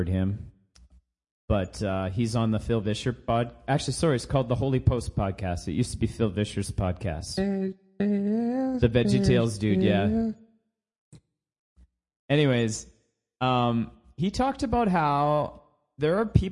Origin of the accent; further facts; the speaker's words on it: Canada; I'm a Canadian